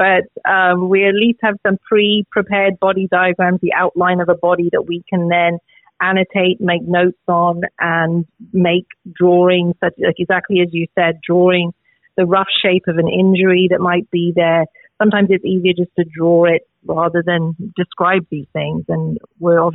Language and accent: English; London, United Kingdom; moved away as an adult; also born or lived in Oxford / Wales; I am originally from England, grew up in London